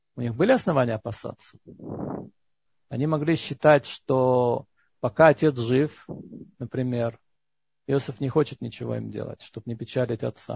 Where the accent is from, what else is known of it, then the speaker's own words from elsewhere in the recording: Georgia; moved away; Я вырос в Грузии, потому что там не было антисемитизма